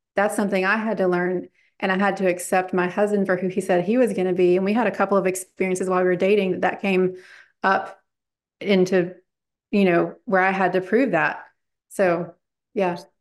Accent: Bible Belt, the South, United States; now in Charlotte, United States; I grew up in the Bible Belt.

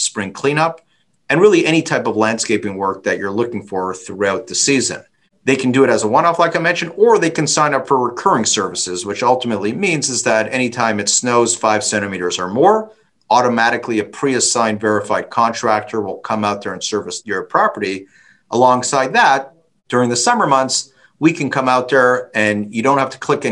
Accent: Toronto, Ontario, Canada; I'm from Toronto

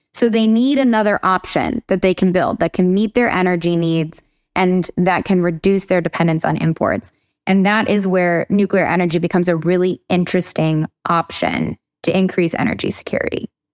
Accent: Huntington Beach, California, United States; moved away as an adult; also born or lived in Germany; now in East Coast, United States; I'm from Huntington Beach, California, but I've been on the East Coast for maybe over a decade now

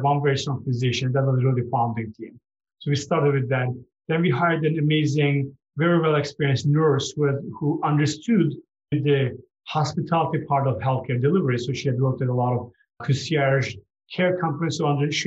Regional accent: Turkey; moved away; I'm from Turkey

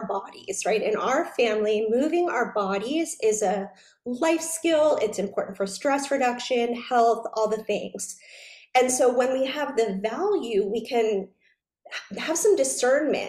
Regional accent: New York, United States; I was a very serious dancer growing up in New York

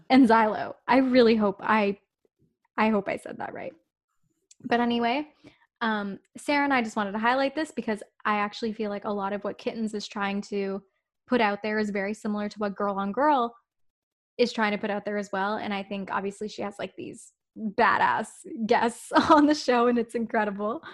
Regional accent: Toronto, Ontario, Canada; We're from Toronto

